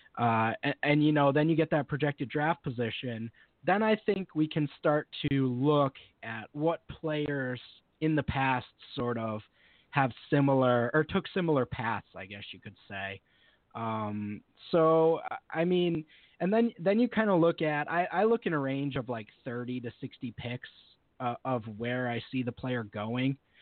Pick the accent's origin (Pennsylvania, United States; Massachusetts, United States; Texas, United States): Massachusetts, United States; Amherst; I'm from Western Massachusetts. I've grown up here and pretty much lived here my whole life. Uh, right, right around Amherst, UMass